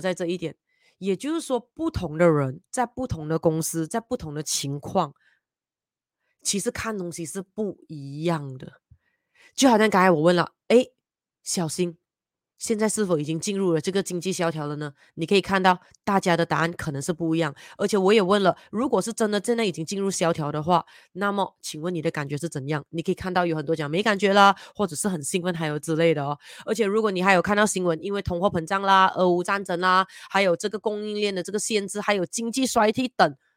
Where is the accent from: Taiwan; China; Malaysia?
Malaysia; 身为马来西亚人民的我们